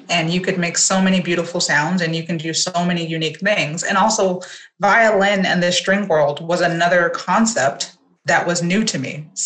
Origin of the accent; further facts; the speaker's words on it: Los Angeles, California, United States; Yes, I was born and raised